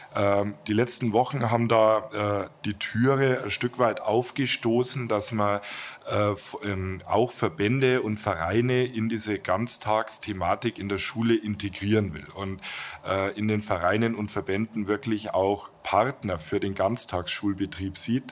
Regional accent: Neuburg an der Donau, Bavaria, Germany; im Stadtrat meiner Heimatstadt Neuburg

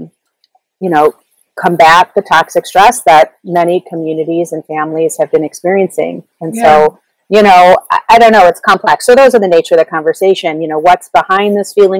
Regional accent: Chicago, Illinois, United States; also born or lived in Ann Arbor, Michigan / New York; I am from Chicago. I grew up in the Lakeview neighborhood in the city

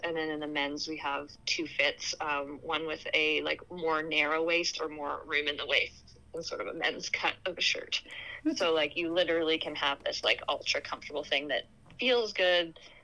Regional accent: Canada; now in Anchorage, United States; I'm Canadian originally

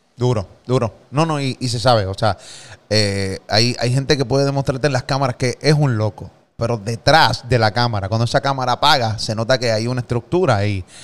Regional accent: Carolina, Puerto Rico; also born or lived in Gurabo; Yo viví en Gurabo un tiempo, pero no soy de Gurabo, soy de ah, Carolina

